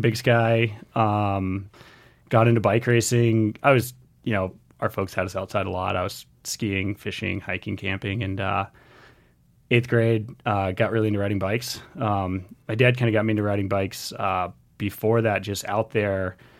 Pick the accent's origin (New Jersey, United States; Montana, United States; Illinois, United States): Montana, United States; Missoula; I grew up here in Missoula, Montana